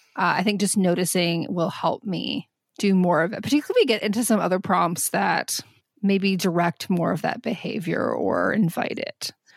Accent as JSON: {"language": "English", "region": "Southwest Michigan", "country": "United States", "tie": "born or raised there", "moved": "yes", "said": "growing up in Southwest Michigan"}